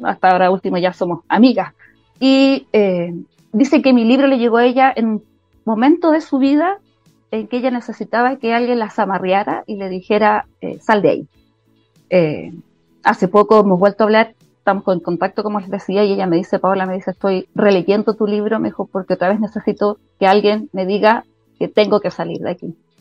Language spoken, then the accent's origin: Spanish; Chile; soy chilena